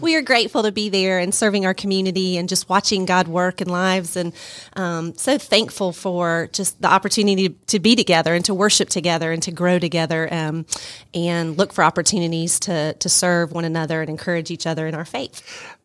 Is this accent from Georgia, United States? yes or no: yes; Stone Mountain, Georgia, United States; moved away as an adult; now in Rome, Georgia, United States; I grew up in the Stone Mountain, went to Tucker High School.